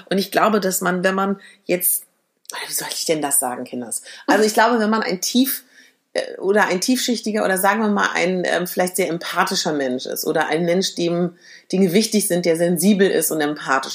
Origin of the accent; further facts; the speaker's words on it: Berlin, Germany; ich komme ja aus Berlin